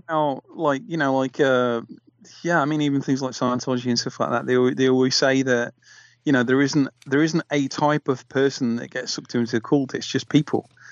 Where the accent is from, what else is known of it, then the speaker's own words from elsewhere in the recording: Nottingham, East Midlands, United Kingdom; I'm from Nottingham